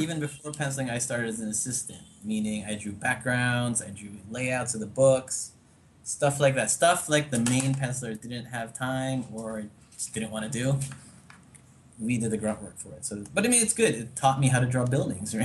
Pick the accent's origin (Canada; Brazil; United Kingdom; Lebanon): Canada; Toronto, Ontario; moved away as an adult; also born or lived in United States; now in Manila, Philippines; I grew up in Canada most of my life.